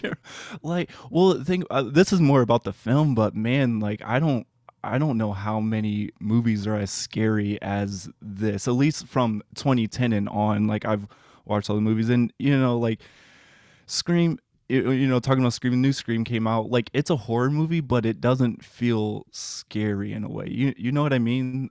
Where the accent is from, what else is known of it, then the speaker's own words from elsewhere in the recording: Indiana, United States; I'm a Midwesterner. I'm from Indiana, so I'm not by oceans at all